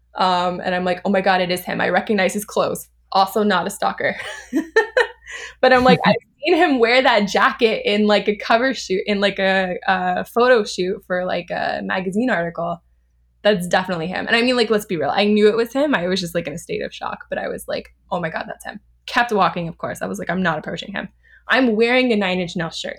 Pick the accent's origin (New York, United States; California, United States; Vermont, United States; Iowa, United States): California, United States; Orange County; moved away; also born or lived in Los Angeles; I'm from Orange County, but I've lived, like, the majority of my life in L A.